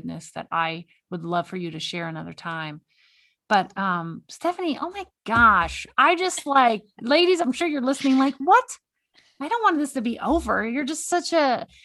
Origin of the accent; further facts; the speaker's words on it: Texas, United States; now in Montana, United States; I live in Montana. So I see, and I'm from Texas